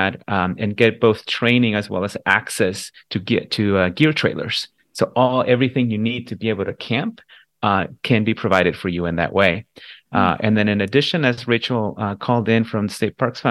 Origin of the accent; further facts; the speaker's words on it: Central Valley, California, United States; growing up in the Central Valley